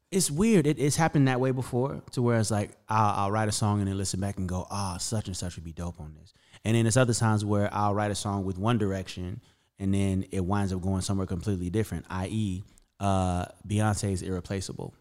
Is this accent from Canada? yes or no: no; Las Vegas, Nevada, United States; born or raised there; also born or lived in Camden, Arkansas